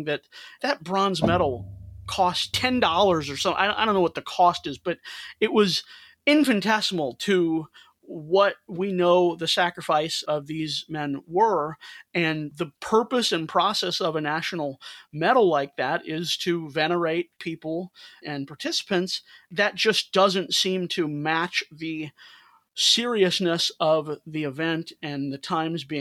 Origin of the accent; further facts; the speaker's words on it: St. Louis, Missouri, United States; St. Louis, my hometown